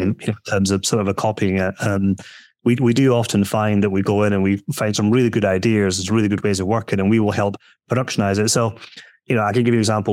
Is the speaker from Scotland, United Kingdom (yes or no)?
yes; Scotland, United Kingdom; moved away; we're building a house at the moment in Scotland, uh, where I'm from, being told my accent